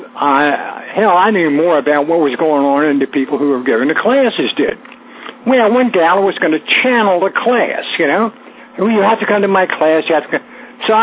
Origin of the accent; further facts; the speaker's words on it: Northern Virginia, United States; born or raised there